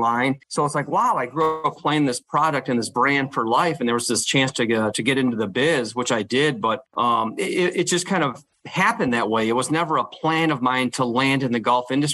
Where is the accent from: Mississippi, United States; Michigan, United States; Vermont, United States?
Michigan, United States; moved away; I grew up in Michigan, went to Michigan State.